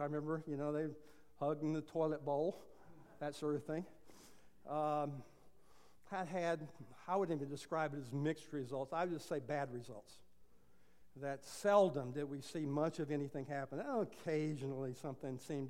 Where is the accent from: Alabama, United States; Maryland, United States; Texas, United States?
Texas, United States; I'm a Texan, so we say it differently